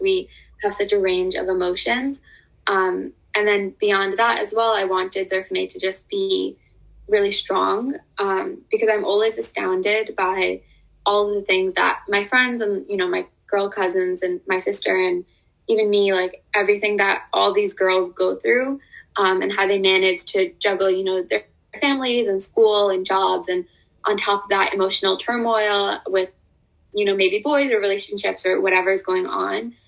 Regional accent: United States; growing up in America

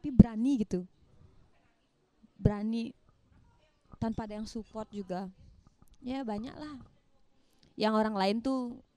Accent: Nusa Penida, Bali, Indonesia; moved away; aku kan merantau aku kan asli dari Nusa Penida

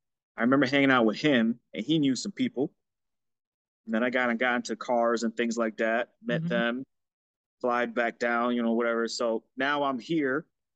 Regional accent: Florida, United States; So growing up in Florida, when I moved to Florida, my mom lived in Fort Lauderdale with her boyfriend.

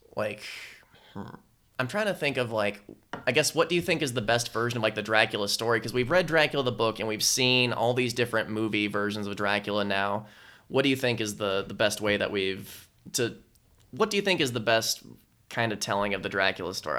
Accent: United States

